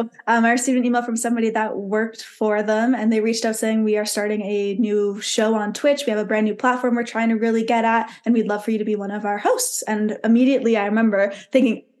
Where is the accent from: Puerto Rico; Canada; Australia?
Canada; born or raised there; moved away